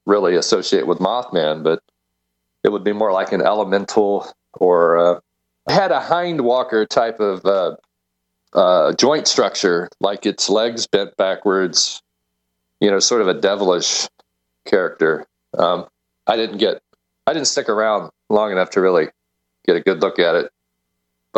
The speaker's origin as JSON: {"language": "English", "town": "North Charleston", "region": "West Virginia", "country": "United States", "tie": "born or raised there", "said": "growing up in West Virginia in the late 60s"}